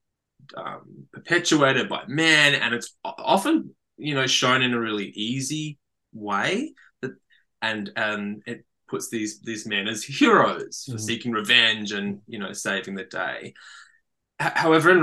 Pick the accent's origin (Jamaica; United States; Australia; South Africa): Australia; as a man growing up in Australia